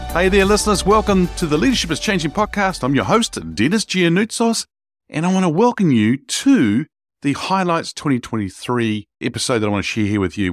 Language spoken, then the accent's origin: English; Wellington, New Zealand; the city that I grew up here in New Zealand, in Wellington